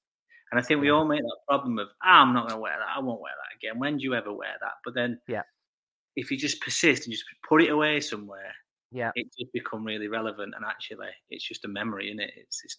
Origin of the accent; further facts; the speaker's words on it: Sheffield, Yorkshire and the Humber, United Kingdom; I grew up in North Sheffield. So Chapel Town and Ecclesfield.